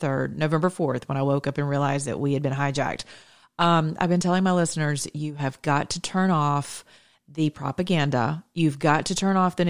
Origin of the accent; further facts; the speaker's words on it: the South, United States; I'm Southern and I'm American